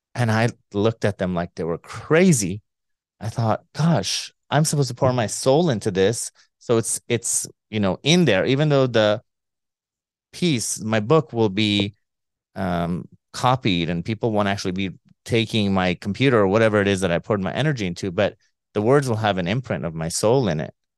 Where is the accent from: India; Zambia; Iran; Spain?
Iran; we're both from Iran